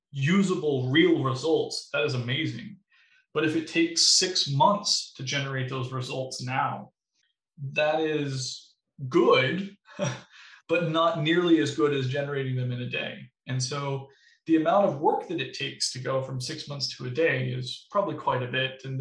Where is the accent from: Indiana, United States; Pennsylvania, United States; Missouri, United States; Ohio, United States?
Missouri, United States; now in Wisconsin, United States; So I, I came from Missouri, specifically in southern Missouri, where it didn't get very cold in the winters and it got super hot in the summers